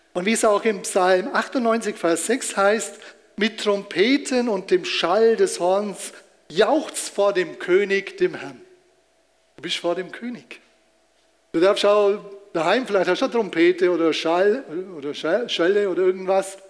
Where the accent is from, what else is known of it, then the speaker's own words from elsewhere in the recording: Germany; als Deutscher